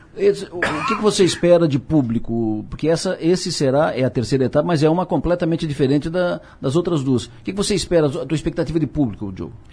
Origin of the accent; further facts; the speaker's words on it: Criciúma, Santa Catarina, Brazil; eu sou de Criciúma